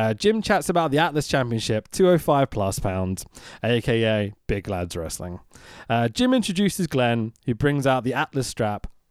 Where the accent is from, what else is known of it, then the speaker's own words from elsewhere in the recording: London, United Kingdom; I'm a Londoner.